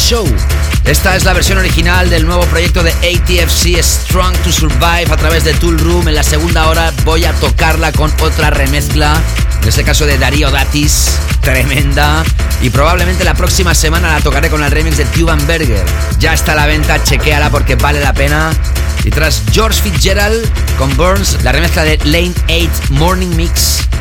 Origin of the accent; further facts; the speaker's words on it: Barcelona, Catalonia, Spain; la ciudad donde he nacido y crecido, la ciudad de Barcelona